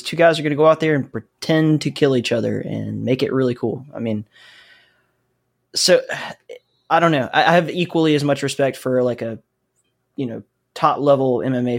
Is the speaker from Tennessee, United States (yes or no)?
no; Alabama, United States; I grew up in the Southeast, and it is not a thing there.